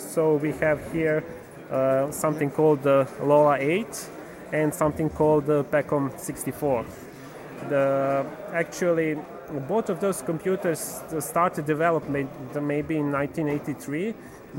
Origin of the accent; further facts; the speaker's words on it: Serbia; I'm from Serbia